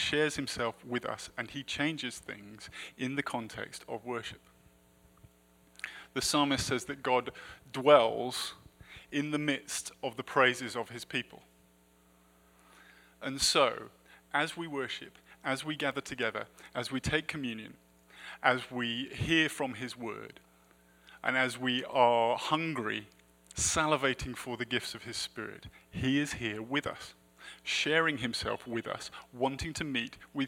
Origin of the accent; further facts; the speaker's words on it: United Kingdom; I'm also British